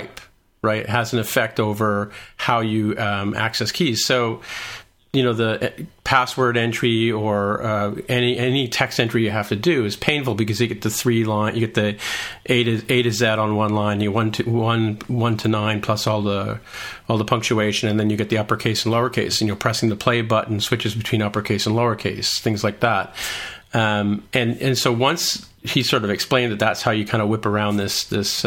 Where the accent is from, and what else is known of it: Canada